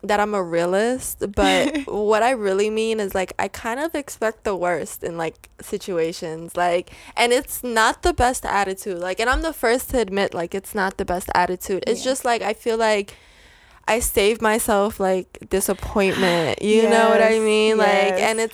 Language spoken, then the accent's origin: English; New York, United States; we're from New York